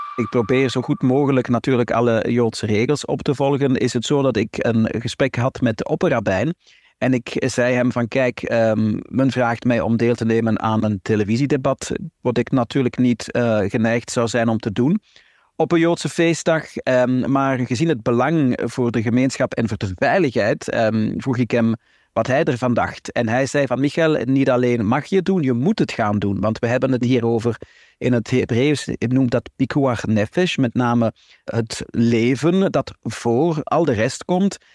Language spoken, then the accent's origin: Dutch; Flanders, Belgium; Wij zijn Vlamingen, wij zijn geen Israëli's, wij zijn hier geboren, hier getogen.